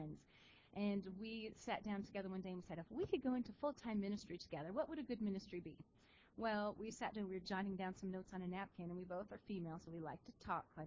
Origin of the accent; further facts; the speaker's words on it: Western Washington, United States; I'm from Western Washington, and I grew up in the Nazarene Church